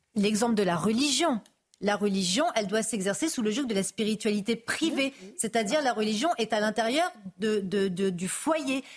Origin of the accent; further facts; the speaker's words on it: France; je suis française d'origine algérienne.